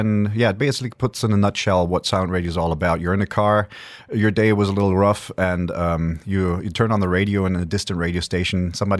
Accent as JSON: {"language": "English", "country": "Germany", "tie": "born or raised there", "also_born_or_lived": "Accra, Ghana / Barrie, Canada", "said": "No, I grew up in Germany most of the time. I grew up in Africa, in Ghana, Accra, and also in Canada, in Barrie, Ontario. Yeah. And that's where the accent is from, because people ask me, you're German."}